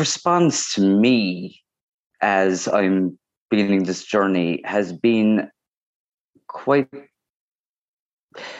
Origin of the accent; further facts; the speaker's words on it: Cork, Munster, Ireland; also born or lived in Beijing, China / Cobh, East Cork; I am most vocally from Cork, and I'm living in Cove, East Cork at the moment